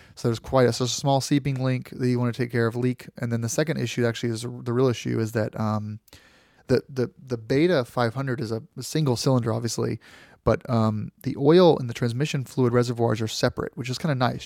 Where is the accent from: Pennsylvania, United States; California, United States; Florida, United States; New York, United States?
Florida, United States; I grew up in Florida